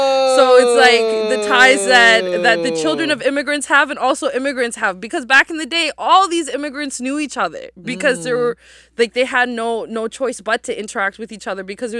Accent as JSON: {"language": "English", "town": "Halifax", "region": "Nova Scotia", "country": "Canada", "tie": "born or raised there", "said": "I was born and raised here in Jibuktuk in Halifax, and my mom's family came here in the 70s."}